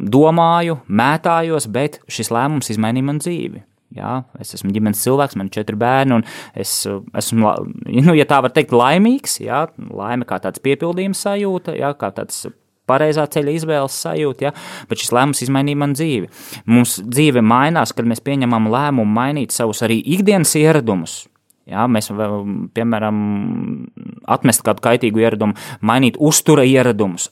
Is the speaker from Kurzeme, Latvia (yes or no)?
no; Riga, Latvia; moved away as an adult; es esmu dzimis un audzis Rīgā